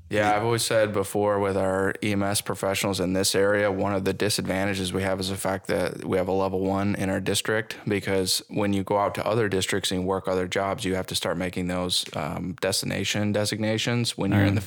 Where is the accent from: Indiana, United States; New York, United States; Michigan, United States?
New York, United States; Buffalo; now in Burlington, United States; I'm from Buffalo